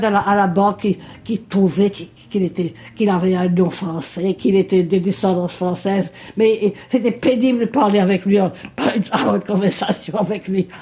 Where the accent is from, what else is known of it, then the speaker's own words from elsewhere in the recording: Mauritius; moved away as an adult; now in Melbourne, Australia; le jour que j'ai quitté Maurice